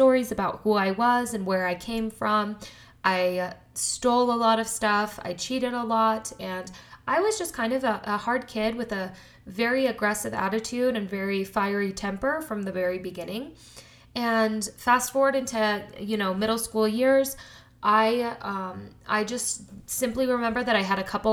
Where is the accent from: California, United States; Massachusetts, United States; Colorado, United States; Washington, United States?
Colorado, United States; also born or lived in Denver; I was born in Colorado. I was raised in a very small town in Colorado.